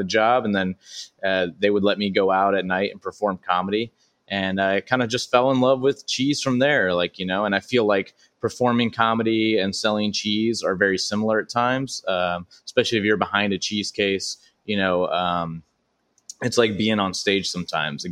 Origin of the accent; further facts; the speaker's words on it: Baton Rouge, Louisiana, United States; now in Los Angeles, United States; I started doing stand-up at 14 at all age venues in my hometown of Baton Rouge, Louisiana